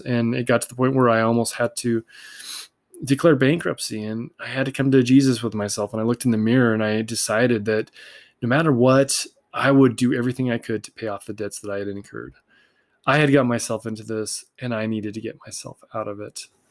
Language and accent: English; Salt Lake City, Utah, United States; I grew up here in Salt Lake City, Utah